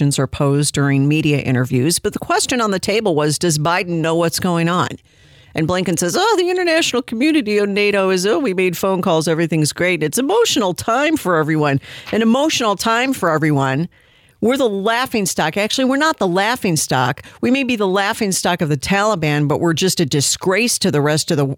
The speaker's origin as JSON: {"language": "English", "country": "United States", "said": "as an American"}